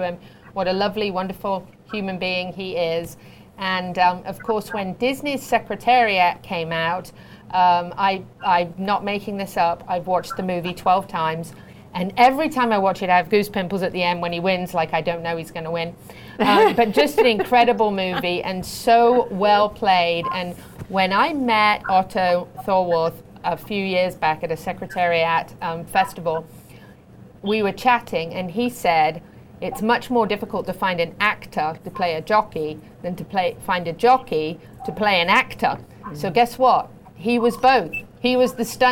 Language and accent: English; United Kingdom; I'm a Brit, but I'm a patriot